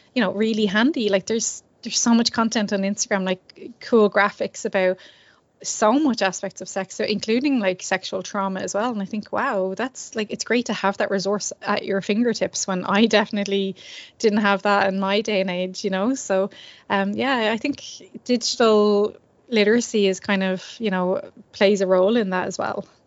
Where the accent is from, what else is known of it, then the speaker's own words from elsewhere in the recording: Ireland; as Irish people